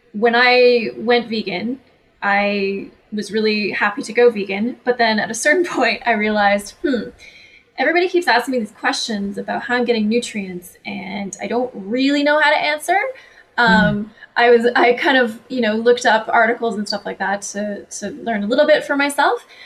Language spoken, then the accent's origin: English; Canada; I'm Canadian